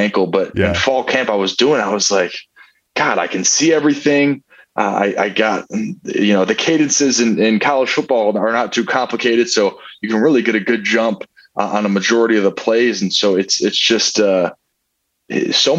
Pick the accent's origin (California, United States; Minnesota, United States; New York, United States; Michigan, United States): Michigan, United States; I'm from Michigan, born and raised.